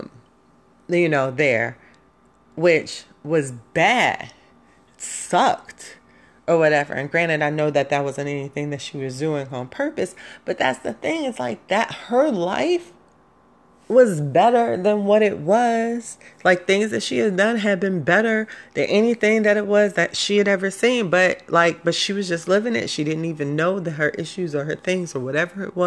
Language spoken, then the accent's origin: English; Chicago, Illinois, United States; we as High Park kids, we not project chicks. I'm not a project girl.